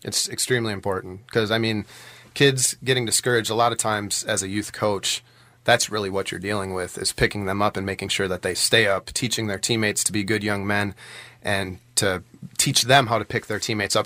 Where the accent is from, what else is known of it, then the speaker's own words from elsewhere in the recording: Allenton, Wisconsin, United States; moved away as an adult; now in West Bend, United States; I grew up in Allenton, um, which is, uh, on the Dodge County side of Allenton